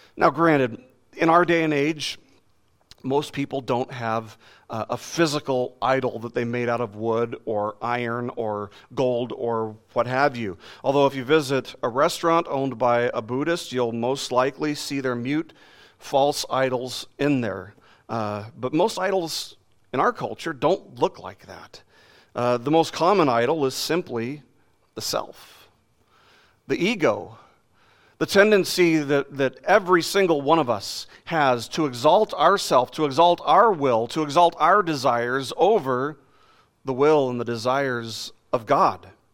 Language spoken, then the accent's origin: English; Las Vegas, Nevada, United States; I grew up in Las Vegas